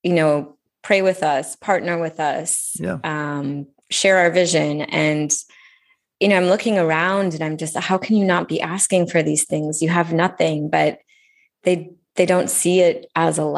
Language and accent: English; United States; growing up in the United States